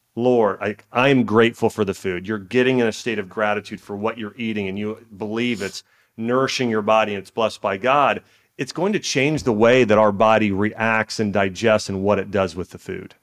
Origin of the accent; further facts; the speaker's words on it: Dayton, Ohio, United States; I grew up in Dayton, Ohio